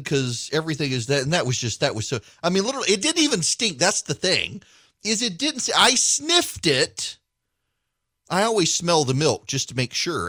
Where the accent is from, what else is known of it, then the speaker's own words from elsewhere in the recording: Louisiana, United States; also born or lived in middle Georgia; now in Georgia, United States; I'm from Louisiana